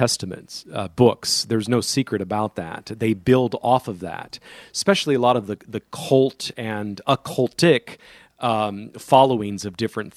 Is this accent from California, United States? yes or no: yes; San Joaquin Valley, California, United States; in the San Joaquin Valley where I grew up in California